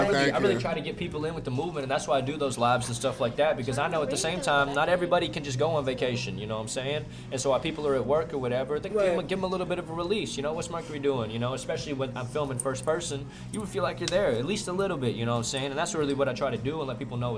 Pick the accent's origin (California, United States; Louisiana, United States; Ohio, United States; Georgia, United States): California, United States; San Francisco; I grew up in San Francisco